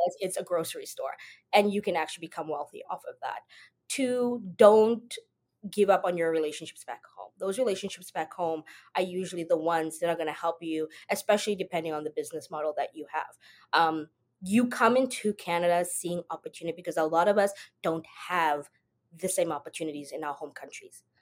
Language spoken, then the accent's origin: English; South Africa; moved away as an adult; I am originally from South Africa. Um, I was born there, grew up there.